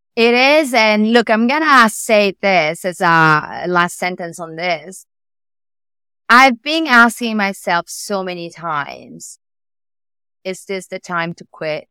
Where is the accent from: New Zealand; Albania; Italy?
Italy; accent: Italian; English is a second language; moved away as an adult; now in New York, United States; I moved from Italy, as you can say from my accent.